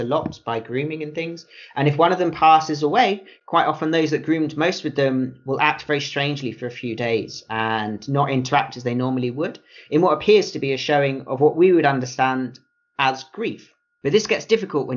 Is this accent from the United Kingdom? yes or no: yes; United Kingdom; having grown up in the UK